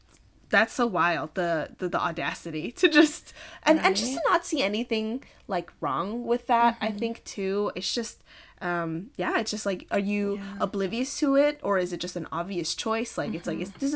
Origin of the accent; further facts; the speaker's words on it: Philippines; Like, hey, like, I'm Filipino. I'm a badass Filipino, and I graduated.